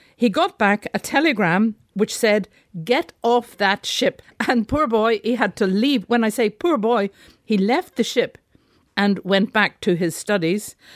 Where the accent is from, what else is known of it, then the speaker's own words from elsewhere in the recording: Belfast, Northern Ireland, United Kingdom; my hometown, Belfast